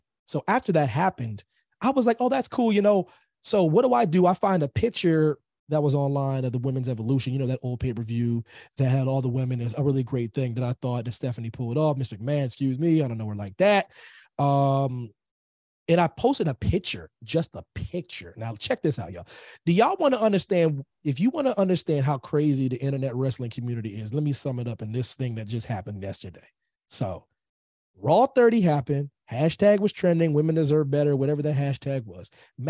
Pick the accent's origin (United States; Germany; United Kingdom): United States; Pennsylvania; Pennsylvania is my home state, military kid and whatnot, but Pennsylvania is my home for various reasons, family ties